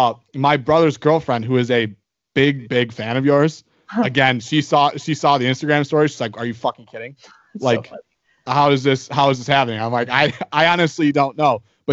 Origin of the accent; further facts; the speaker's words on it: Colorado, United States; born there; Like I was born in Colorado, moved to Michigan, but I would live on the beach.